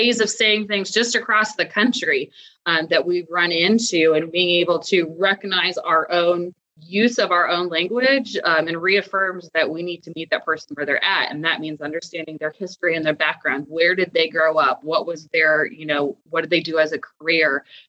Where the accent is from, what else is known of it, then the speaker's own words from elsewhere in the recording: Midwest, United States; now in Atlanta, United States; I am not from here. I am from the Midwest